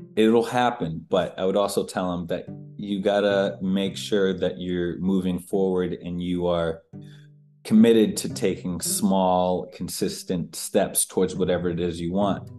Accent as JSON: {"language": "English", "country": "United States", "tie": "born or raised there", "also_born_or_lived": "Boston, Massachusetts / Maine", "moved": "yes", "lives_now": "Los Angeles, United States", "said": "I was born in Boston, and I grew up outside of Boston and in Maine."}